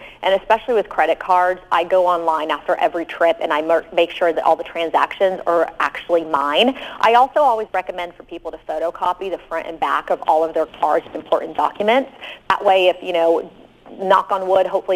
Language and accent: English; Midwest, United States; growing up in the Midwest, one of my favorite destinations was North Dakota.